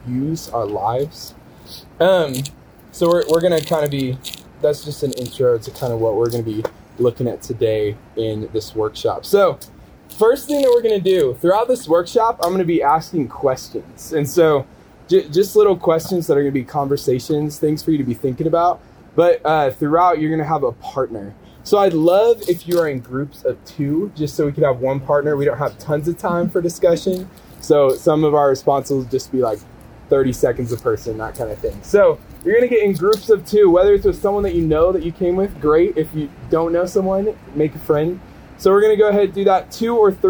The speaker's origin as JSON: {"language": "English", "town": "Kansas City", "country": "United States", "tie": "born or raised there", "said": "So I grew up in Kansas City, kind of like Nate's story of kind of like the farm boy type lifestyle. That was not me at all. I grew up 10-15 minutes from downtown Kansas City."}